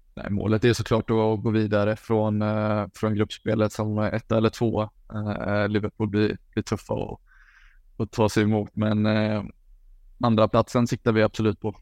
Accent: Falkenberg, Halland County, Sweden; moved away as an adult; now in Belgium; hemma i Falkenberg

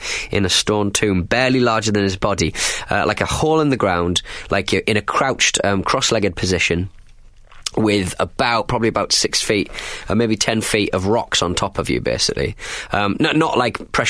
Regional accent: Hartlepool, North East England, United Kingdom; born or raised there

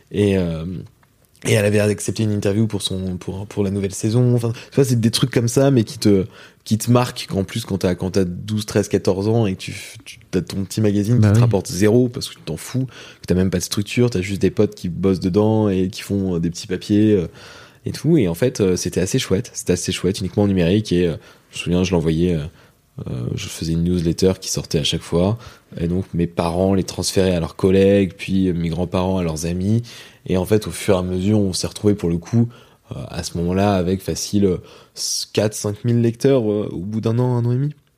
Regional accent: Rouen, Normandy, France; moi je viens de Rouen en Normandie et ce qui fait que même dans la banlieue de Rouen donc moi j'ai vécu dans un, pavillon en province

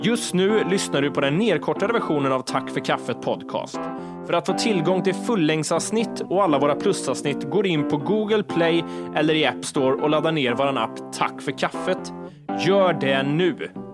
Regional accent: Sweden

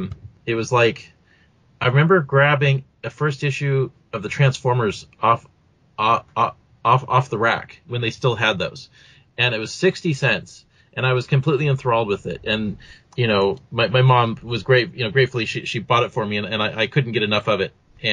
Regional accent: Burien, Washington, United States; also born or lived in Seattle; technically I was born in the city of Seattle. But somewhere along the line, pieces of the city started breaking off. So it's actually a smaller city than it was when I was a kid. So, like, the area where I'm actually from is now called Burien as a city. So I guess you could say I'm from Burien.

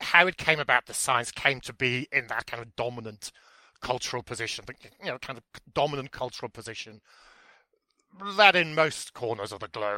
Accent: Aberystwyth, Wales, United Kingdom; born and bred in Aberystwyth a long time ago

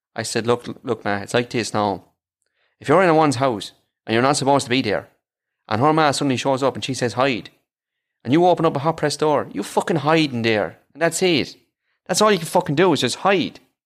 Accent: Ireland; accent: Irish; I am

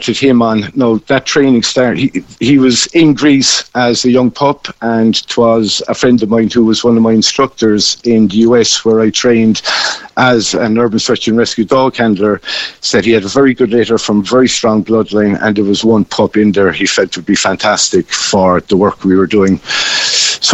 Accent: Cobh, Munster, Ireland; moved away as an adult; I'm originally from Cove, PJ. I'm just currently living down in Kishgame at the moment

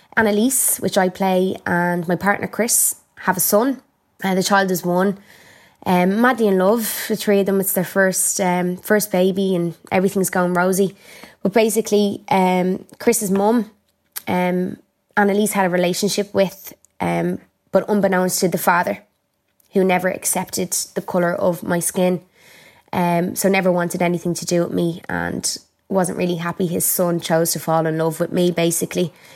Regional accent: Ireland; I'm Irish

